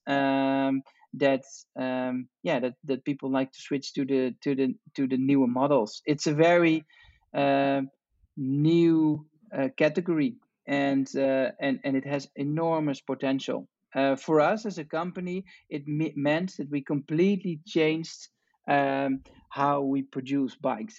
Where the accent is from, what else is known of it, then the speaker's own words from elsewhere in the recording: Amsterdam, North Holland, Netherlands; I'm from from Amsterdam, from the Netherlands